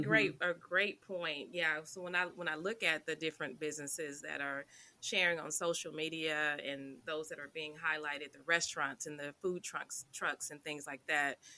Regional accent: Dallas, Texas, United States; I myself I'm also from Dallas. I, I grew up in Oak Cliff and have been here

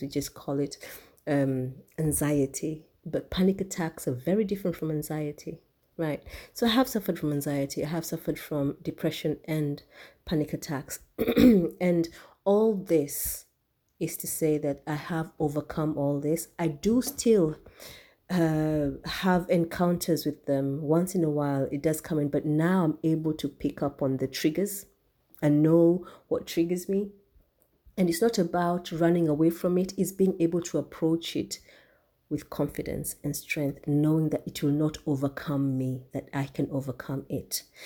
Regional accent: Kenya; I'm from Kenya. I'm um, I'm a Kikuyu, the largest tribe in Kenya.

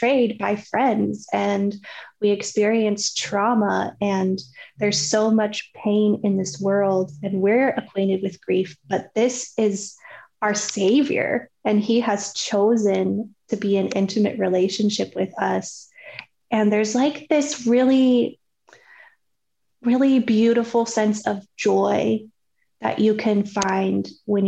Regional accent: Colorado, United States; moved away as an adult; now in Dallas, United States; We're actually originally from Colorado and now we live in Dallas.

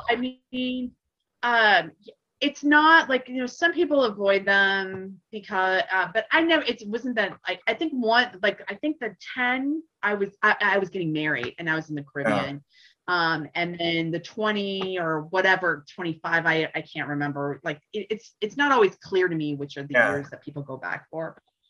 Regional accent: Laramie, Wyoming, United States; I guess I don't know country, despite the fact that I grew up in Laramie, I really don't know country music all that well.

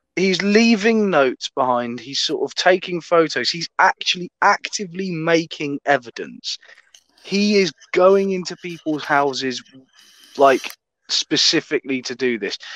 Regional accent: England, United Kingdom; I'm an English Matthew McConaughey

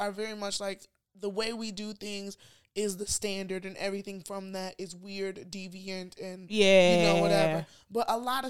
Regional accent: Nigeria; moved away; I never noticed being Nigerian.

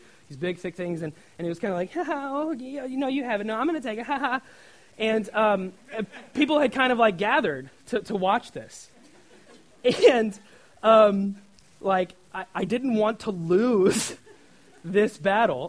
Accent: Nebraska, United States; in my home state of Nebraska

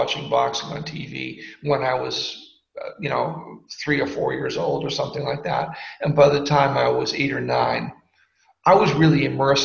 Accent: Boston, Massachusetts, United States; I'm from Boston, and I grew up in a semi-affluent house

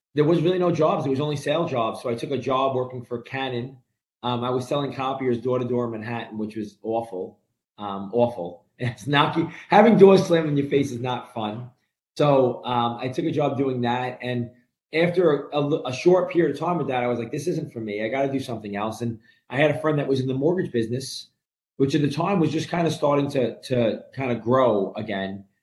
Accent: New York City, New York, United States; moved away as an adult; now in New Jersey, United States; grew up in a, a an Italian Brooklyn neighborhood

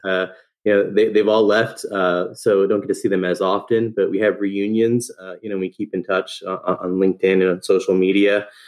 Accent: Fair Lawn, New Jersey, United States; born and raised in New Jersey, um, grew up in, in, North Jersey in a little town called Fairlawn

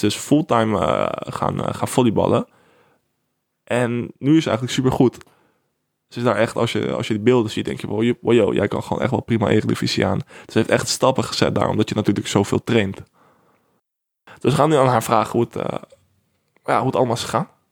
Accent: Netherlands; wij als Nederlanders

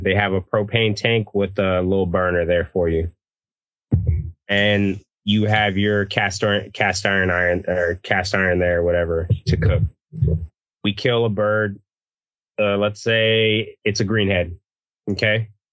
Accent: Texas, United States; I'm from Texas. We don't put beans in our chili.

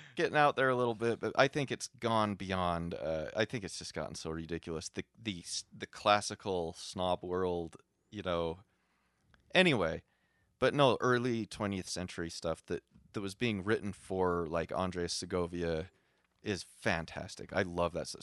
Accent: Utah, United States; I'm a hick from Utah

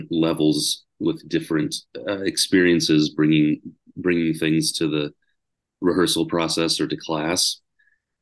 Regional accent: Lawrence, Kansas, United States; I grew up in Lawrence, Kansas, which is a little, about 30, 40 miles outside of Kansas City

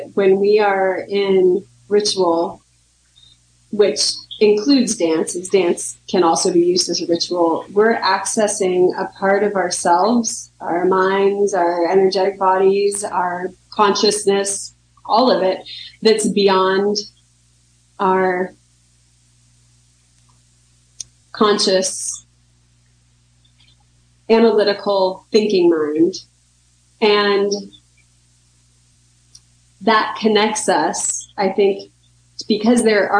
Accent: United States; I'm American and I grew up here

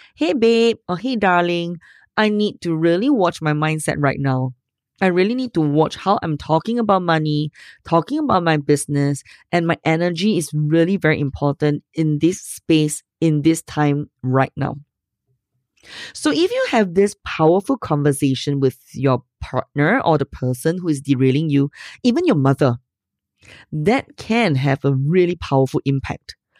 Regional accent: Singapore; I'm Asian? So what? I'm from Singapore

